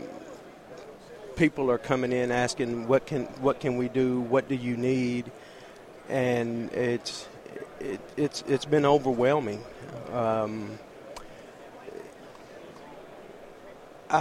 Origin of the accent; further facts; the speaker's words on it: DeSoto, Texas, United States; my hometown